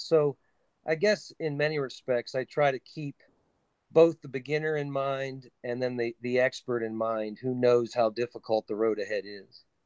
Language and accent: English; New Cumberland, Pennsylvania, United States; my hometown is New Cumberland, Pennsylvania